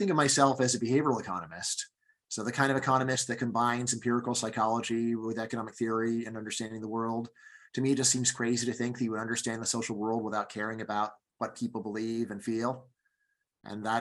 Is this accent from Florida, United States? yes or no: no; Los Angeles, California, United States; moved away as an adult; also born or lived in Fairfax, Virginia; now in Virginia, United States; I grew up in Los Angeles